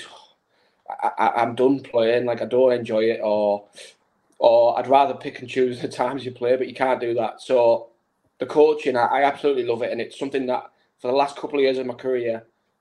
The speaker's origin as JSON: {"language": "English", "town": "Stockton-on-Tees", "region": "North East England", "country": "United Kingdom", "tie": "born or raised there", "also_born_or_lived": "Iceland", "said": "it was my hometown club"}